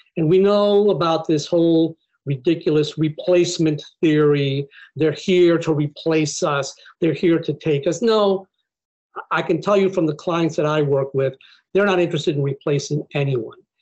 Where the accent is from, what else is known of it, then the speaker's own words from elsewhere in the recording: Buffalo, New York, United States; moved away as an adult; I grew up in Buffalo, New York, which is not a very diverse place, but I grew up in a small Mexican community